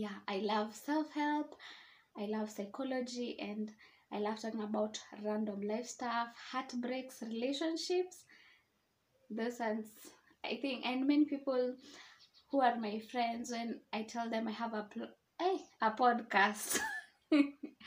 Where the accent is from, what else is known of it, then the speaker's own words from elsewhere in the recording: Nairobi, Kenya; I'm from Nairobi, Kenya